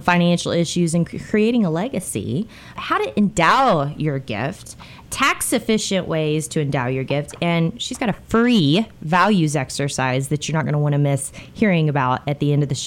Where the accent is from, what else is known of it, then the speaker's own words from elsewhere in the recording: United States; just being an American